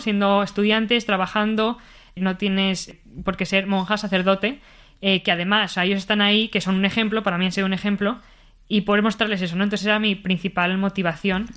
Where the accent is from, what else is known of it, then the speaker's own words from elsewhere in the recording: Bilbao, Basque Country, Spain; moved away as an adult; also born or lived in Madrid; now in Mexico; nací aquí en Madrid pero viví toda mi vida en Bilbao